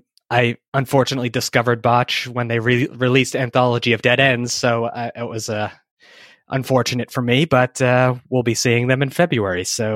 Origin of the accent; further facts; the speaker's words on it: Hanson, Massachusetts, United States; No, I grew up in Hanson, Massachusetts, the home of Ocean Spray, cranberries, and all that good stuff. So I am a Massachusetts guy.